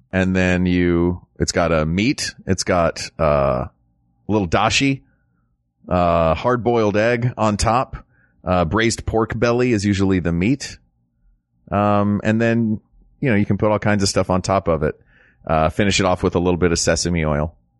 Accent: the South, United States; being an American, especially an American from the South

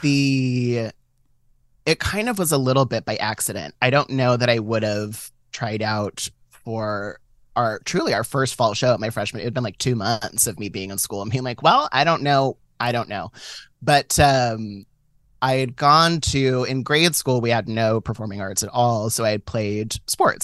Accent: San Francisco, California, United States; I was born and raised in San Francisco, but I was born and raised in, like, Catholic San Francisco

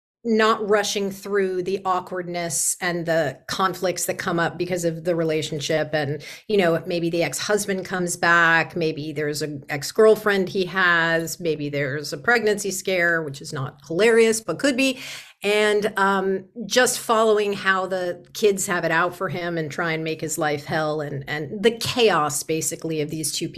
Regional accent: San Diego, California, United States; also born or lived in New York City, New York; Originally, I grew up in New York City until I was six. And then my parents moved me to the West Coast to a small town called La Jolla in San Diego, where I went to high school and did all that.

